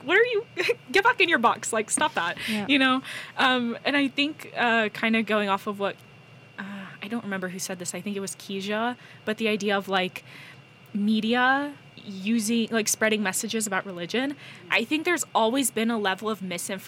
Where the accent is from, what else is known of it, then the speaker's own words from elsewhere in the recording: the Bible Belt, Deep South, United States; in the Deep South, the Bible Belt where I grew up in America